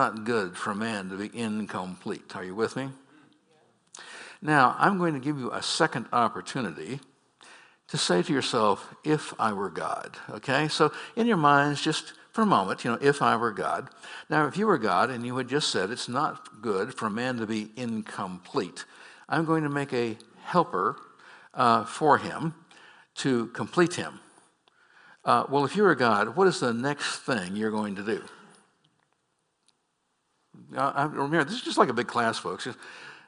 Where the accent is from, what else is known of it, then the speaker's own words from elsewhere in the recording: San Francisco, California, United States; I was born in San Francisco